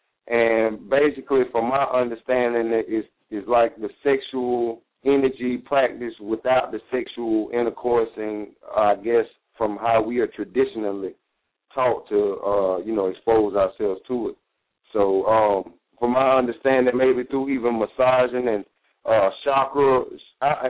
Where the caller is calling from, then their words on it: Greenville, South Carolina, United States; I'm calling from Greenville.